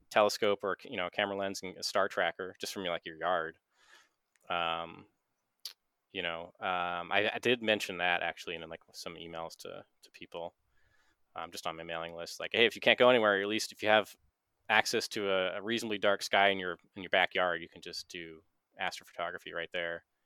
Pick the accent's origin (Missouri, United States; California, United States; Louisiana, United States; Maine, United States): Maine, United States; I'm from Maine. I like Maine